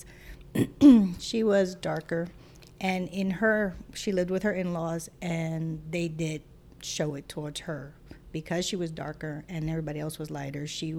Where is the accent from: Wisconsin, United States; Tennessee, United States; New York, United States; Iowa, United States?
New York, United States; New York City; I was born and raised in Brooklyn.